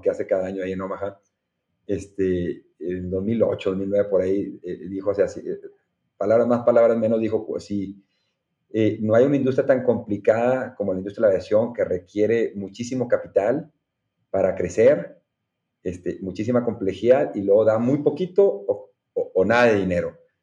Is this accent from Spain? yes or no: no; Monterrey, Nuevo León, Mexico; Soy orgullosamente regiomontano